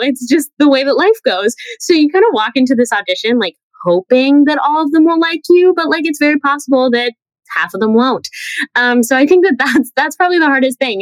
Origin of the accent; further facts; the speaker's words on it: New Jersey, United States; also born or lived in Manhattan, New York; I'm a New Yorker. Like I was born in Manhattan and raised in Jersey